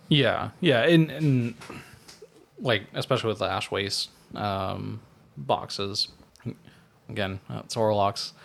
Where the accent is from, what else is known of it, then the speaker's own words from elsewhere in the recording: United States; as an American